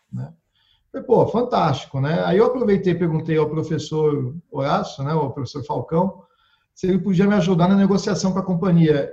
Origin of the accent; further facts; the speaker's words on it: Brazil; eu sou brasileiro